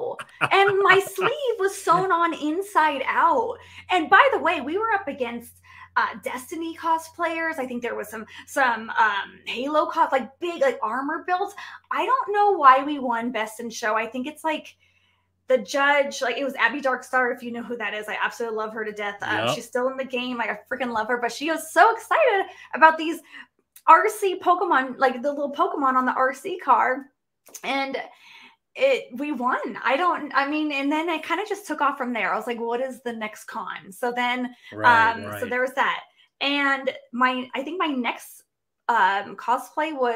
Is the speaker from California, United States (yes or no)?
no; Carson City, Nevada, United States; now in Reno, United States; I'm from Nevada now, but I grew up in Carson City, which is the capital